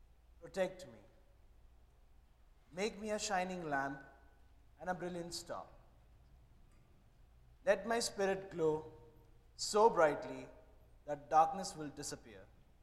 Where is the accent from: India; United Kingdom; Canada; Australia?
India; And I'm from India.